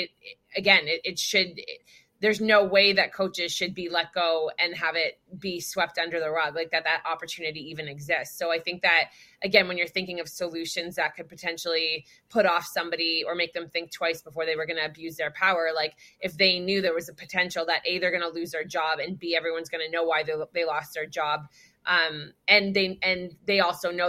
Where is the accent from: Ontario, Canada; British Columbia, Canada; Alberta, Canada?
British Columbia, Canada; in the province that I grew up in Canada, in British Columbia